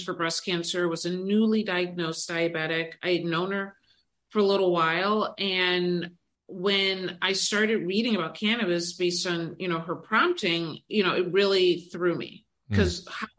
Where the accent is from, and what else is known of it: Detroit, Michigan, United States; now in Cleveland, United States